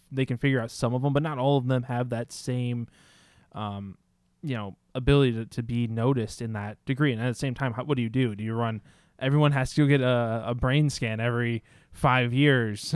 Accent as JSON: {"language": "English", "country": "United States", "said": "as American society"}